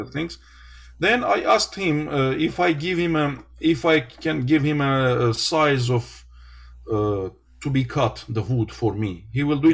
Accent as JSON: {"language": "English", "region": "Ararat Valley", "country": "Armenia", "tie": "born or raised there", "second_language": "English", "said": "born and I become from the Ararat uh, region, Ararat Valley"}